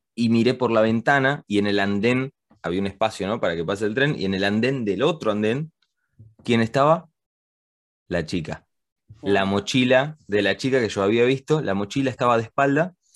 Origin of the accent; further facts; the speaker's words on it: Argentina; moved away; also born or lived in Spain / England; yo nací acá en Argentina y después me fui a vivir con mi familia a España.